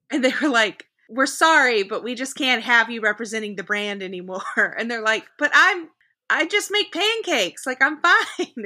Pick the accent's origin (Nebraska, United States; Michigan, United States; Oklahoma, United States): Oklahoma, United States; I grew up in Oklahoma